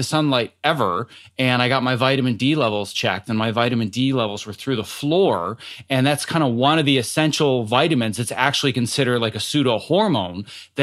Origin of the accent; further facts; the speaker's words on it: Wisconsin, United States; moved away; I came from Wisconsin originally